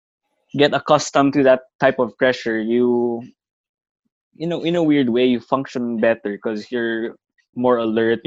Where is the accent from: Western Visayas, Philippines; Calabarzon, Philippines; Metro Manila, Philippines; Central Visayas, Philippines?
Western Visayas, Philippines; Bacolod; Talisay is a city next to my hometown, Bacolod